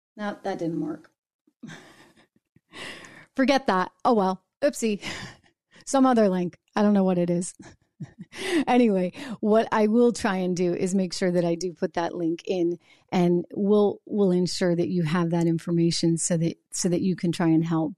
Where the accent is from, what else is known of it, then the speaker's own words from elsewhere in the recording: New Hampshire, United States; moved away; I grew up in Live For Your Die, New Hampshire